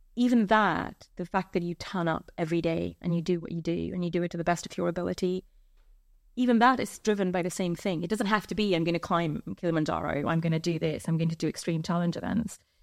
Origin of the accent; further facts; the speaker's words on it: India; moved away; I grew up in India.